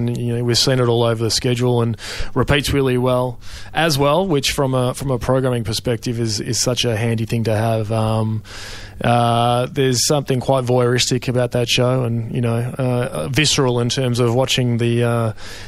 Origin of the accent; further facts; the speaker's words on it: Melbourne, Victoria, Australia; I grew up in Melbourne